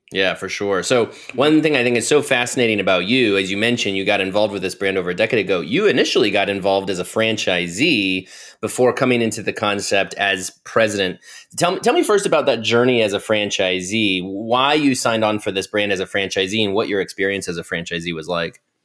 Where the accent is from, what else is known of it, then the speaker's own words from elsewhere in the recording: Ohio, United States; moved away; I just moved to Ohio. I'm originally from Ohio